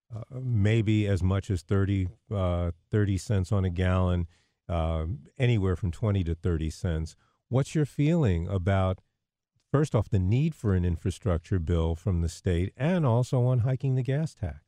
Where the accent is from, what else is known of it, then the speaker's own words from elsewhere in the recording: New York, United States; moved away; I grew up in New York